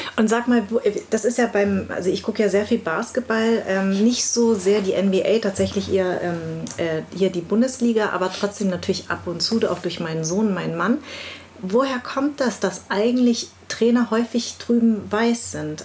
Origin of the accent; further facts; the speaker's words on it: Munich, Bavaria, Germany; also born or lived in Darmstadt; Ich bin in München groß geworden